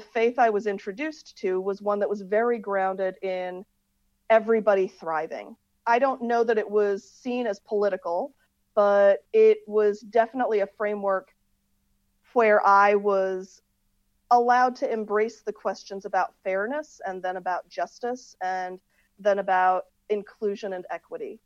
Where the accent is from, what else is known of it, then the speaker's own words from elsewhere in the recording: Akron, Ohio, United States; also born or lived in England; I grew up in this community where diversity of faith was valued, diversity of culture was valued, and I lived in Akron, Ohio